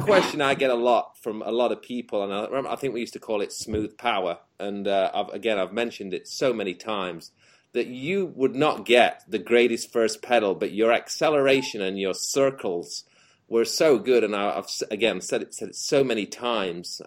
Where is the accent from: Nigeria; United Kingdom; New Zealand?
United Kingdom; England; moved away; me, you, and Jamie being the English dudes there